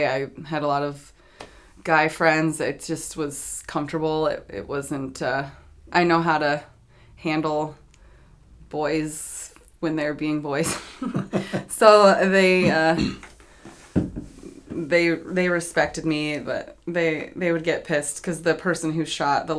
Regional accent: Apple Valley, California, United States; I am from Apple Valley, California

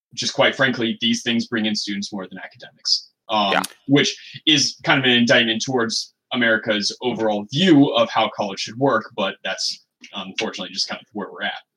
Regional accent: Midwest, United States; also born or lived in Michigan; now in Seattle, United States; I'm from the Midwest where like 90, 100 degrees with humidity that that is on the table for our summers.

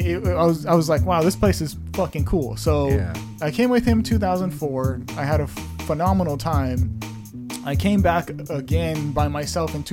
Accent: Los Angeles, California, United States; moved away; I grew up in Venice

